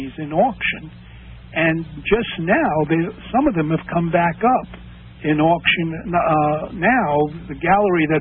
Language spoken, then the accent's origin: English; New York City, New York, United States; I grew up in Flatbush, and I grew up in a what was then termed a motorcycle gang